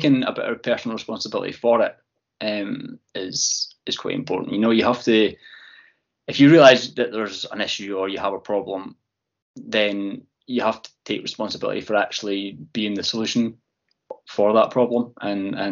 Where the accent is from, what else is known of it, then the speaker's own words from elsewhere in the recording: Fife, Scotland, United Kingdom; moved away as an adult; now in East Lothian, United Kingdom; So I'm from Fife, although I have lived in East Lothian now for 15, 20 years